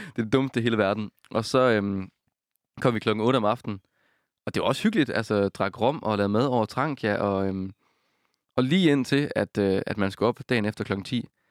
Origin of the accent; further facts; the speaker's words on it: Denmark; jeg er fra Jylland